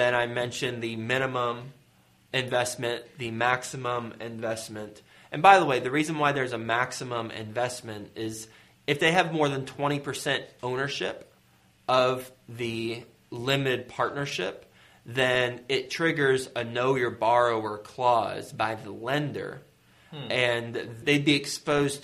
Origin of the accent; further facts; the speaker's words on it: Fort Worth, Texas, United States; I was raised in Fort Worth, Texas, in Aledo, West Fort Worth